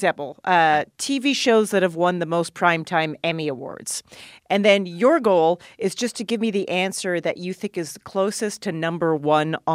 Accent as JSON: {"language": "English", "country": "Canada", "said": "as a Canadian."}